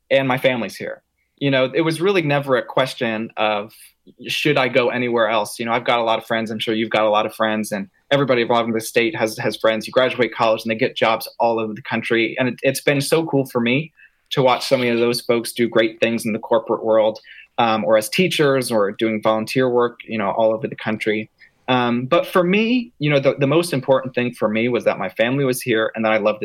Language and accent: English; Acworth, Georgia, United States; also born or lived in Hartford, Connecticut; I'm from Ackworth. I went to high school here at North Cobb High School